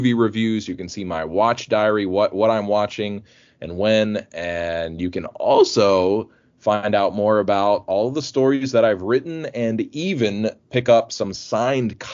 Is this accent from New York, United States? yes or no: no; Alabama, United States; moved away; I'm originally from Alabama, and so I am a Southern boy at heart